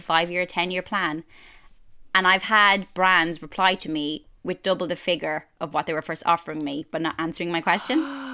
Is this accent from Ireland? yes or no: yes; Ireland; moved away as an adult; now in London, United Kingdom; growing up in Ireland